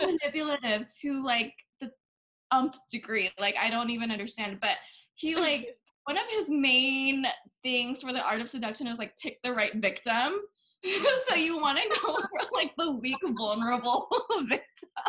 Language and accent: English; Bangkok, Thailand; now in United States; I was born and raised in Bangkok